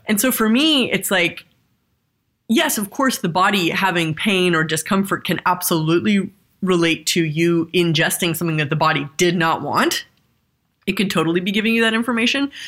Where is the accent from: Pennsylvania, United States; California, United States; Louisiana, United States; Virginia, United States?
California, United States; Southern; I grew up in Southern California